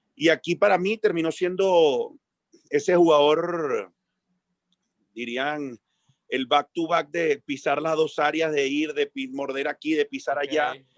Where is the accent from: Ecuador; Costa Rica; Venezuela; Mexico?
Venezuela; moved away as an adult; uno como técnico venezolano